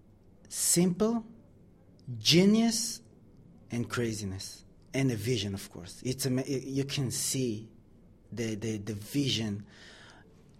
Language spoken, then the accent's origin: English; Israel; moved away as an adult; now in London, United Kingdom; Israel, with all due respect to my country